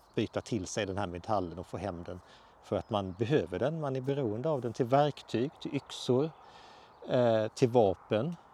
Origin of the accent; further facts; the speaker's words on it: Halland County, Sweden; also born or lived in Småland; now in Skåne, Sweden; jag är ju uppvuxen i Halland, bor i Skåne och har jobbat väldigt mycket i Småland.